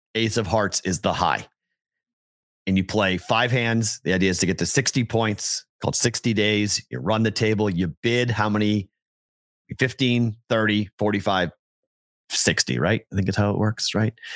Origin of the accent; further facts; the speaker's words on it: Andover, Massachusetts, United States; now in Las Vegas, United States; I'm from Andover